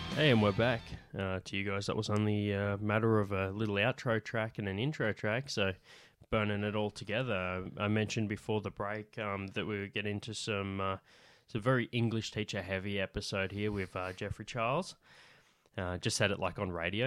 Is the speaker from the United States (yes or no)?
no; Central West New South Wales, Australia; accent: central West New South Wales